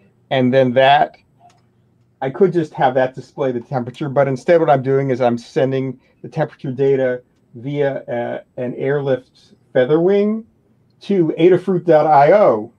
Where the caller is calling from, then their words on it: Massachusetts, United States; I'm in Massachusetts near Boston.